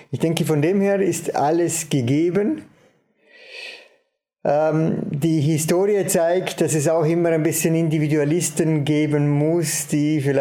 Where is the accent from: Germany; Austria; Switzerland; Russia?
Austria; Vorarlberg; somit war das natürlich eine Riesenehre für mich, äh, als Vorarlberger Sportler des Jahres